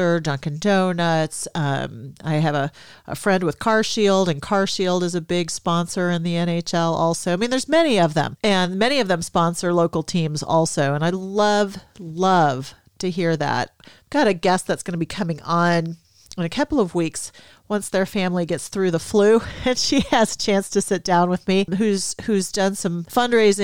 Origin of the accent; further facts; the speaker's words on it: Sweden; I'm Swedish